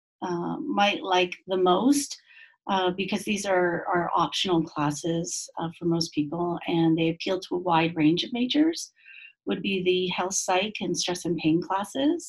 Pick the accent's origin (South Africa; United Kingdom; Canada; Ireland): Canada; Quebec; moved away as an adult; now in Utah, United States; I come from Quebec, Canada, and I guess an interesting, thing about me is that I was raised 5 months of the year in the bush in northern Quebec.